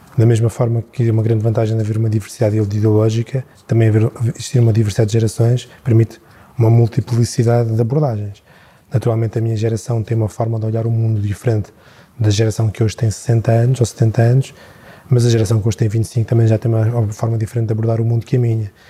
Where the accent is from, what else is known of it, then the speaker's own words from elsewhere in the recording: Tomar, Centro, Portugal; eu sou natural de Tomar